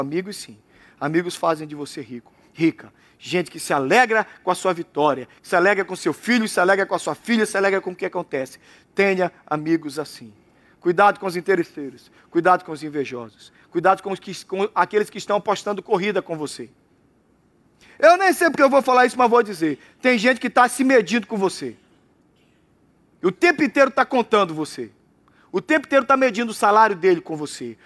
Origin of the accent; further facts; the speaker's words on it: Brazil; eu saí da Jabateu